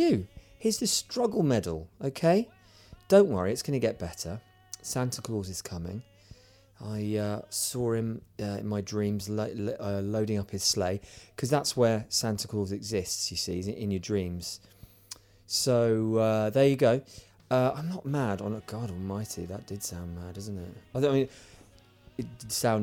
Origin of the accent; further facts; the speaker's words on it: United Kingdom; I'm stereotypically British